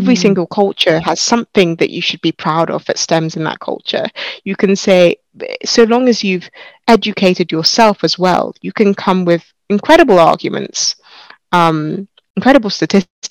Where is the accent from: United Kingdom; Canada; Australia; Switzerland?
United Kingdom; I'm a British-born Nigerian by background.